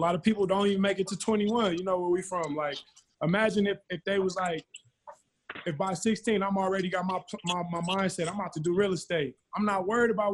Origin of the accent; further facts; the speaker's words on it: California, United States; I'm from Cali.